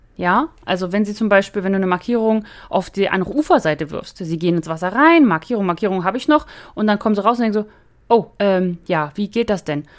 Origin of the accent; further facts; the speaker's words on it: the North, Northern Germany, Germany; moved away; bei uns im Norden